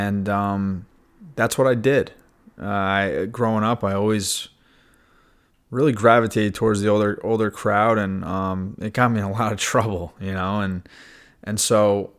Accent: New York, United States; I grew up in New York, about an hour north of the city

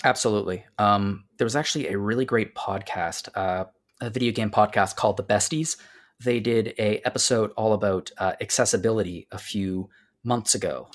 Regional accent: Canada; Greg and I are Canadian. We are not American

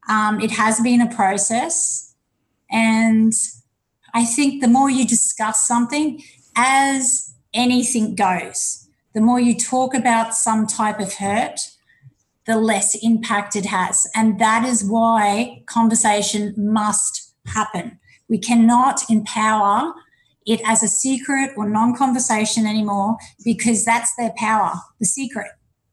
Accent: Ipswich, Queensland, Australia; I came back and I settled back in my hometown, Ipswich, where in 1995 I opened up my own business.

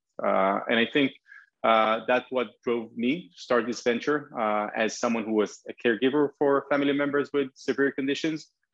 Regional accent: Israel; I am from Israel, and this is where the company has been founded

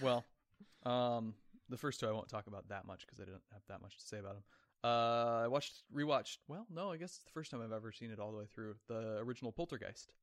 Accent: Oregon, United States; born or raised there; moved away

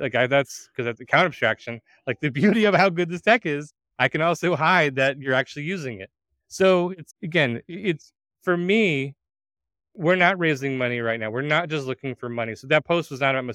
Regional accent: United States; … and I are both Americans. We grew up in the United States

